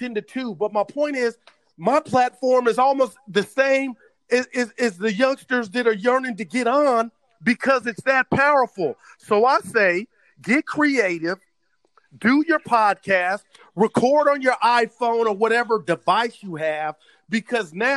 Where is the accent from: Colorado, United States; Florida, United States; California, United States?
California, United States; Oakland; I was born in Oakland.